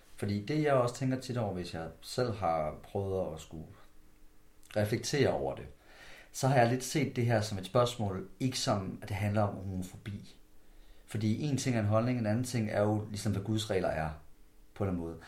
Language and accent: Danish; Skjern, Central Denmark Region, Denmark; vi to vi kommer fra samme område af. Vi kommer fra downtown omkring Skærm, kommune af.